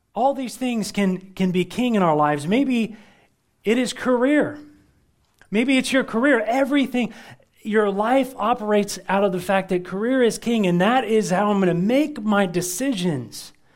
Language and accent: English; United States; We're, we're Americans